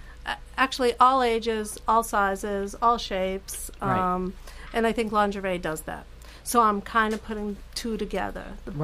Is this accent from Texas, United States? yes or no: no; Newton, Massachusetts, United States; because I'm from Newton.